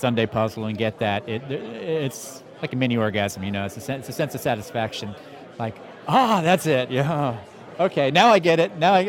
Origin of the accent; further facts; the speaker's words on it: Wilmington, Delaware, United States; I'm from Wilmington, Delaware